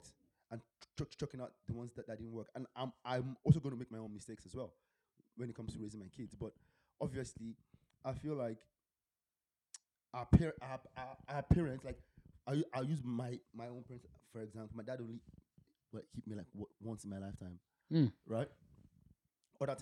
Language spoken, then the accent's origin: English; Nigeria; moved away; how we grew up back home in Nigeria, if I did something stupid from school, my teacher could actually, you know, whip me.